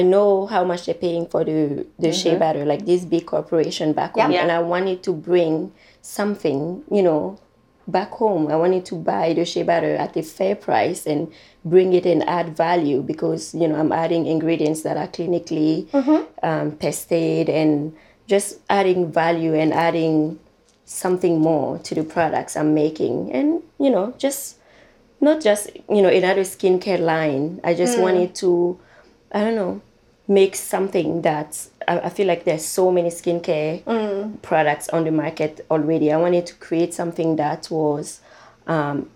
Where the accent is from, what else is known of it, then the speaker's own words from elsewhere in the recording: Burkina Faso; moved away; I'm from Burkina Faso